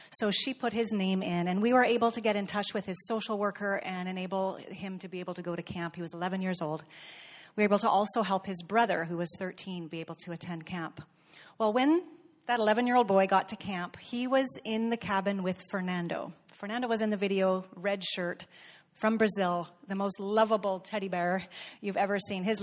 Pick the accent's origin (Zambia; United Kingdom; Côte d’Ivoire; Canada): Zambia; Ndola, Copperbelt Province; I'm from Ndola, Zambia.